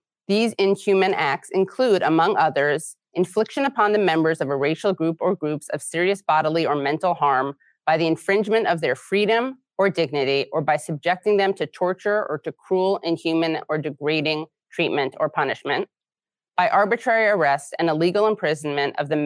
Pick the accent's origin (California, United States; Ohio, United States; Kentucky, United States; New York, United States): New York, United States; New York City; I was born in New York City.